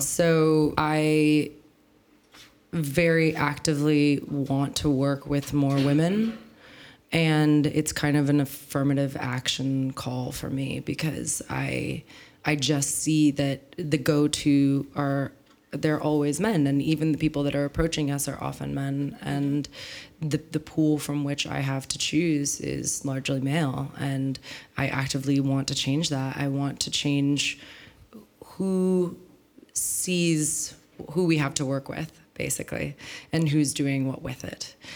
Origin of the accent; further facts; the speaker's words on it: San Francisco, California, United States; moved away as an adult; now in Berlin, Germany; I grew up in San Francisco